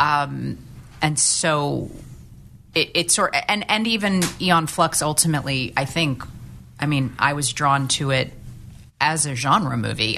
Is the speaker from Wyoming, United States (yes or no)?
no; St. Louis, Missouri, United States; when I was growing up in St. Louis